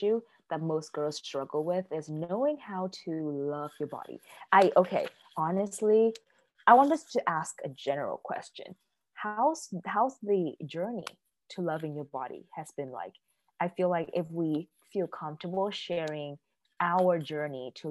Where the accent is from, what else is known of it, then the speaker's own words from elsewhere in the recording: California, United States; moved away; also born or lived in East Coast; I'm originally from California, and in California, I'm outside, I'm in this, you know, under the sun all the time